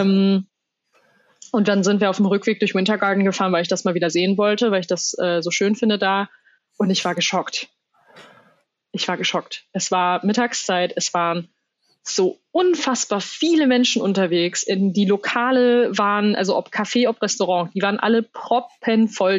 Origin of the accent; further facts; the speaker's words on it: Germany; bei uns in Deutschland